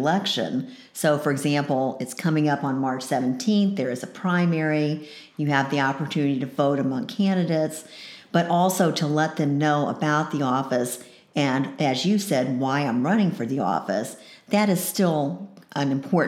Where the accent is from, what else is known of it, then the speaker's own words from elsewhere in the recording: Decatur, Georgia, United States; moved away as an adult; I moved up here from Decatur, Georgia. That's where I grew up. I started school at the University of Georgia and then transferred here in 1976.